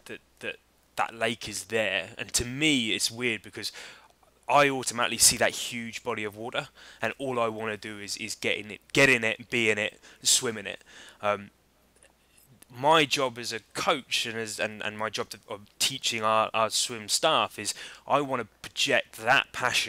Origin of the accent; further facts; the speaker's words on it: Oxford, South East England, United Kingdom; moved away; also born or lived in Barbados; I grew up in Oxford, which is right in the middle.